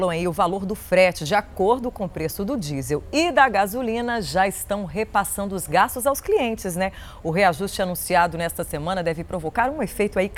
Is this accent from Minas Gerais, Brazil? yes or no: yes; Minas Gerais, Brazil; Eu, como uma boa mineira